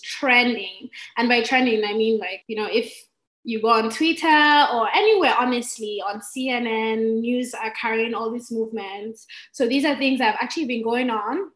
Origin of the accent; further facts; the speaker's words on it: Nigeria; I'm from Nigeria